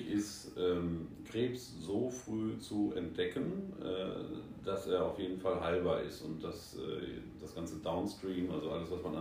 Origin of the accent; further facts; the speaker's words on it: North Rhine-Westphalia, Germany; now in Asia; Äh, ich bin gebürtig aus dem Sauerland, lebe aber auch schon seit fast 20 Jahren in Asien.